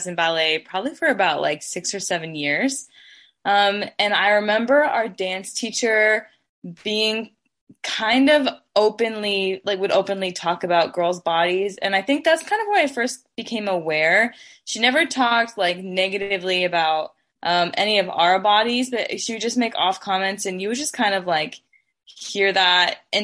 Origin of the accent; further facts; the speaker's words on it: North Platte, Nebraska, United States; I grew up in North Platte, Nebraska